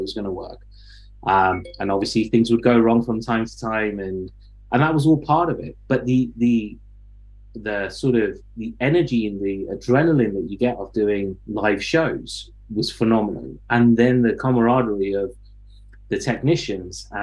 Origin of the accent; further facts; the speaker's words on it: Leicester, East Midlands, United Kingdom; moved away; also born or lived in London; I grew up in Leicester